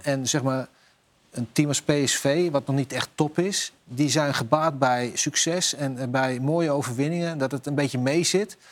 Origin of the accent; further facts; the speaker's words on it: Netherlands; wij zijn Nederlanders